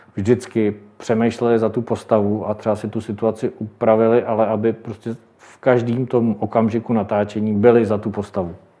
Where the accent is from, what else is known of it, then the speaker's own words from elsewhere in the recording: Telč, Vysočina Region, Czechia; jsem z Telče a Třebíče kousek od nás